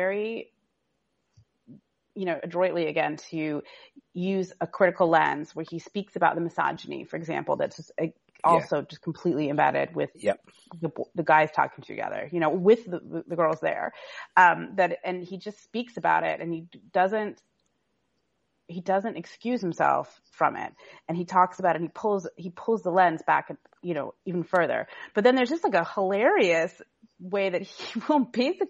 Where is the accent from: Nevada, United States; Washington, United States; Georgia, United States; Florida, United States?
Washington, United States; Seattle; I'm actually from the West Coast, originally not California, but Seattle.